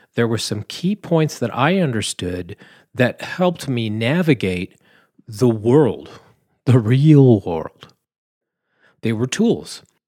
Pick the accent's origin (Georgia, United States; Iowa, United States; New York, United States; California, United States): California, United States; Southern; I'm from California, you know. Southern California